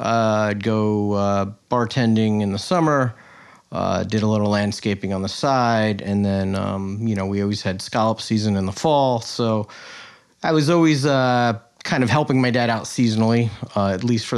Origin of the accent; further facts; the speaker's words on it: Greenport, New York, United States; Born and raised in Greenport, yep.